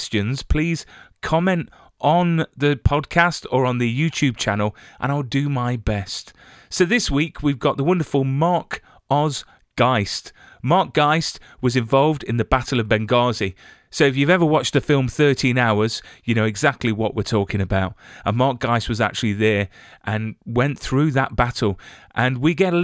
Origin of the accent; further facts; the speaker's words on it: England, United Kingdom; I'm English